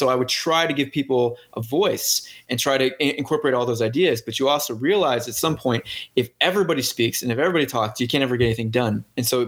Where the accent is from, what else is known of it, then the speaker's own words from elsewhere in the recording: St. Louis, Missouri, United States; moved away; I'm from St. Louis